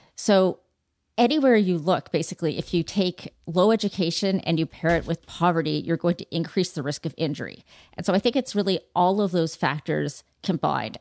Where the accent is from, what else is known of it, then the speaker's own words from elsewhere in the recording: Toronto, Ontario, Canada; growing up in Toronto at beautiful facilities